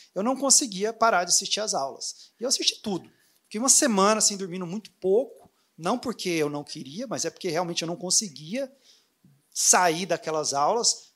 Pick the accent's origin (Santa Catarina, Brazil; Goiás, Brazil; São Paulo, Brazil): Goiás, Brazil; Anápolis; moved away as an adult; now in Orlando, United States; eu sou vizinho aqui de Brasília, eu sou de Anápolis.